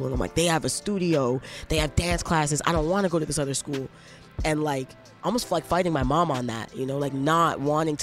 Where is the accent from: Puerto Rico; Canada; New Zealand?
Canada; Toronto, Ontario; also born or lived in Brampton / Scarborough; when I grew up in Toronto, I was getting C's and D's